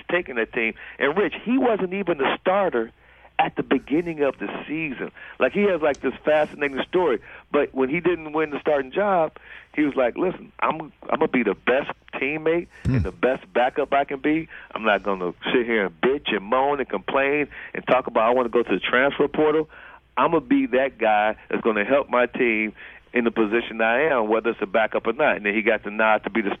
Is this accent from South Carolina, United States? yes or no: no; Cleveland, Ohio, United States; moved away as an adult; also born or lived in Ann Arbor, Michigan; Born and raised in Cleveland, Ohio.